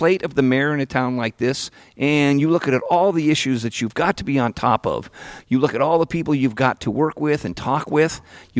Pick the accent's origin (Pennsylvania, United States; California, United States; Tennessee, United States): California, United States; Petaluma; growing up in Petaluma